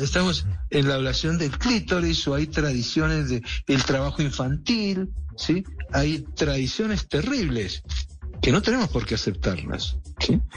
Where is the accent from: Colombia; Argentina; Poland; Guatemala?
Colombia; yo puedo hablar como colombiano porque soy, además tengo nacionalidad colombiana